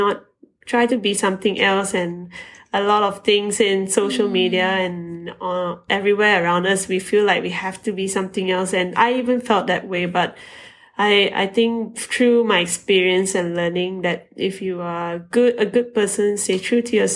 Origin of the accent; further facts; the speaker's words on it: Malaysia; being a Malaysian carrying the flag for the country